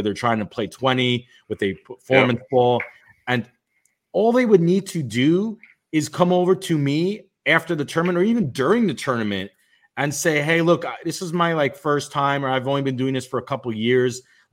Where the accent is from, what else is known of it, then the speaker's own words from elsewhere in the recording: New York City, New York, United States; I grew up in Brooklyn